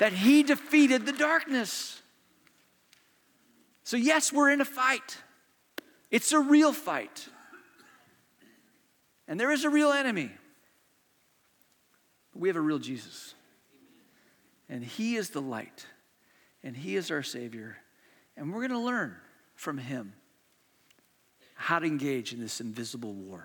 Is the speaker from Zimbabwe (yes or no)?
no; Hong Kong; I was born in Hong Kong, and my brother was in the second grade at Hong Kong International School